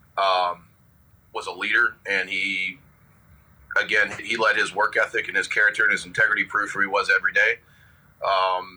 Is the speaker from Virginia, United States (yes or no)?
yes; Abingdon, Virginia, United States; now in Las Vegas, United States; I'm originally from Abingdon, Virginia. Which is a place not very many people have heard of. I grew up in kind of small town USA